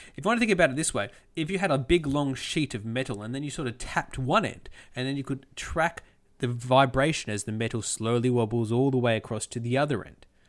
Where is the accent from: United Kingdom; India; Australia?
Australia; As an Australian